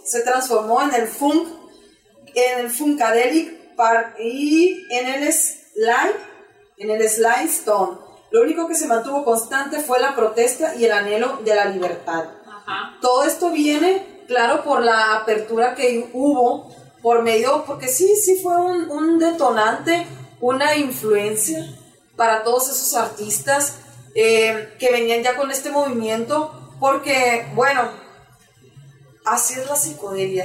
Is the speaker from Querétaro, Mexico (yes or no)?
no; Culiacán, Sinaloa, Mexico; somos del noroeste, orgullosamente